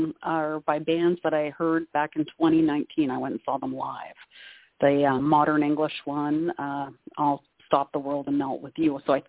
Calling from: Canada; Oh, hi, Toni. … calling from Canada.

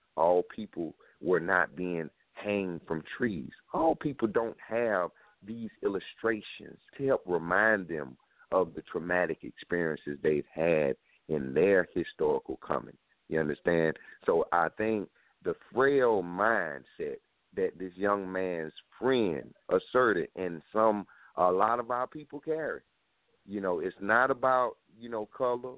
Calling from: South Carolina, United States; I'm calling from South Carolina

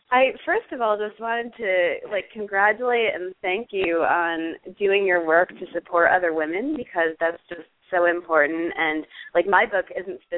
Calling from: Manhattan, New York, United States; I'm on the Upper East Side of Manhattan.

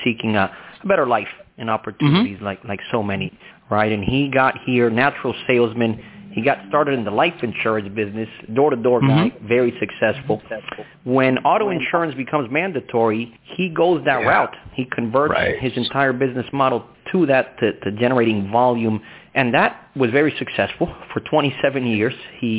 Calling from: Miami, Florida, United States; I am calling you from a sunny downtown Miami.

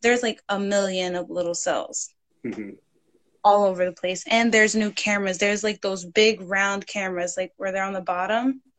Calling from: New Jersey, United States; So I'm calling from New Jersey.

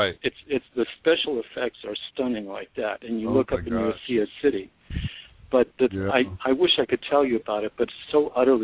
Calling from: Los Angeles, California, United States; Hi, this is …. I'm in Los Angeles.

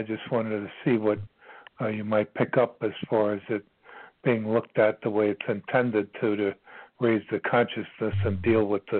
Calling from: Virginia, United States; I'm calling from Virginia

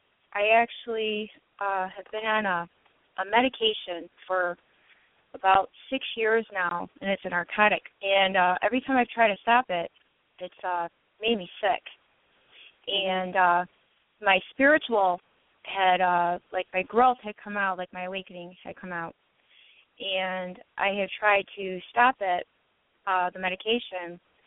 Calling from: Michigan, United States

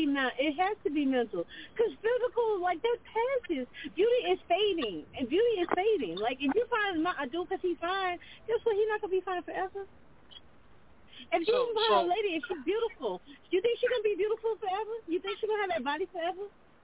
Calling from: Lafayette, Louisiana, United States; I'm calling from Lafayette

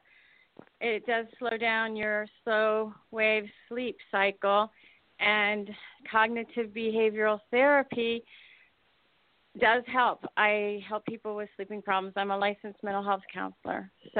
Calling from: West Palm Beach, Florida, United States; I'm calling from West Palm Beach, Florida.

